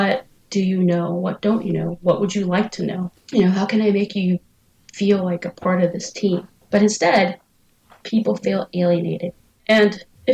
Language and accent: English; San Francisco, California, United States; I grew up in San Francisco